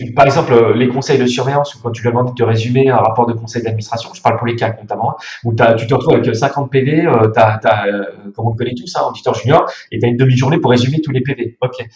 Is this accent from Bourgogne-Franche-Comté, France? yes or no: yes; Burgundy, Bourgogne-Franche-Comté, France; moved away; Je suis bourguignon. Je viens du Morvan